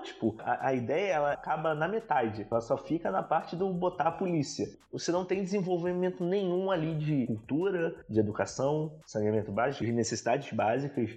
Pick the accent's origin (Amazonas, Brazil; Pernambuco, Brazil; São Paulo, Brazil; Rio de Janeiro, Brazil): Rio de Janeiro, Brazil; Baixada Fluminense; a gente cresceu nasceu e cresceu vivendo na Baixada, dando rolê pela Baixada.